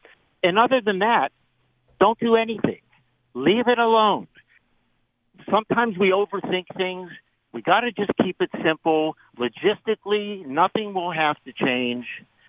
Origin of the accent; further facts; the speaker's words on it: Pittsburgh, Pennsylvania, United States; now in Arizona, United States; I'm from Pittsburgh.